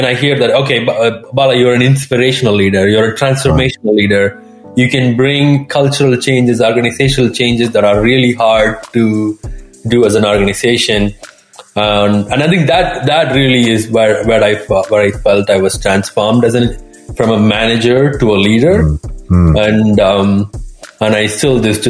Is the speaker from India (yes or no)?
yes; India; moved away; I'm originally from India